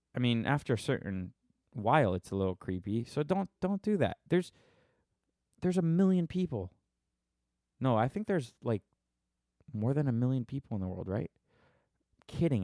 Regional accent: Minnesota, United States; I'm from Minnesota.

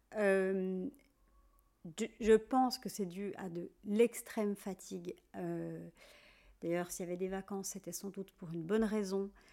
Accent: Switzerland; now in Paris, France; j'ai passé toute mon enfance en Suisse, dans la campagne

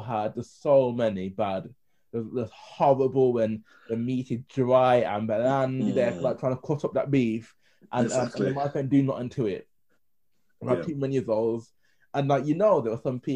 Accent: United Kingdom; We're British

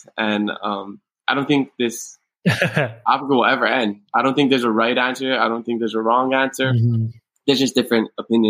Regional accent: Hawaii, United States; I'm from Hawaii.

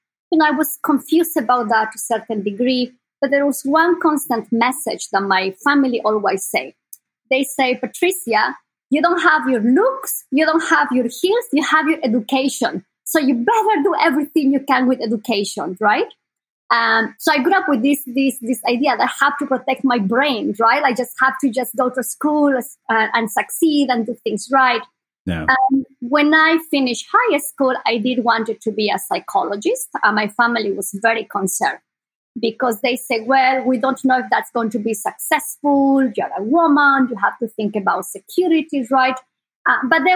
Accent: Sucre, Chuquisaca, Bolivia; born or raised there; English is a second language; moved away as an adult; now in Bay Area, United States

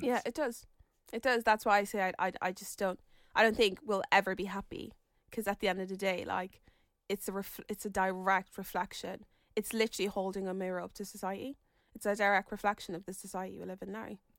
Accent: Ireland; my mom and dad came from Nigeria and moved to Ireland

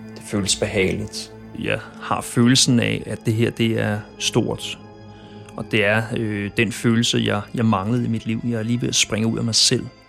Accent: Copenhagen, Capital Region of Denmark, Denmark; born or raised there

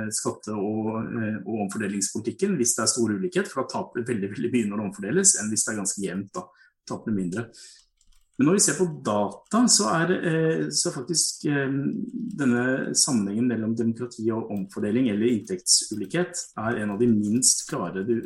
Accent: Hedmark, Innlandet, Norway; also born or lived in Kongsvinger; now in Oslo, Norway; Hedmark, hvor jeg opprinnelig kom fra

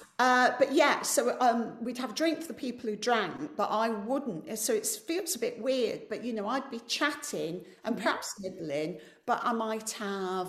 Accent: Coalville, East Midlands, United Kingdom; moved away; I'm from a mining town called Colville that doesn't have one working mine

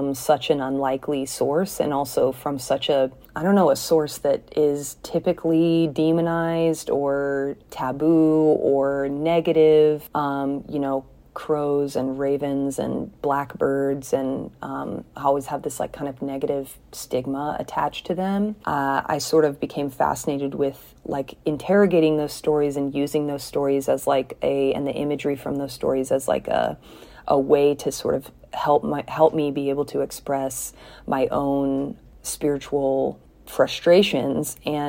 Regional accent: South Korea; moved away as an adult; also born or lived in Kentucky / Indiana / Sierra Leone; now in United States; I grew up in Korea from age 3 until 18, and then I went to college in the U.S. in Kentucky for 4 years

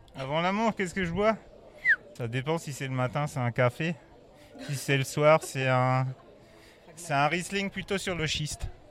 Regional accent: Epfig, Grand Est, France; je viens d'Epfic, j'habite Epfic, village viticole avec le plus grand banc euh, viticole d'Alsace.

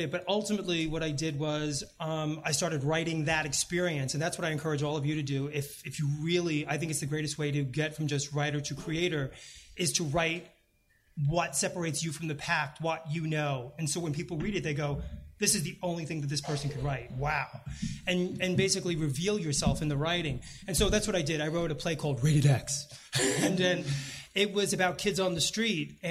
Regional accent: New York, United States; I grew up in New York

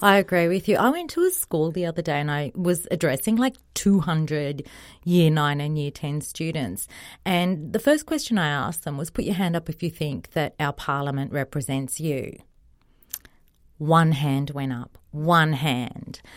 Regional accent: Australia; also born or lived in Egypt; my parents came to Australia when I was two from Egypt

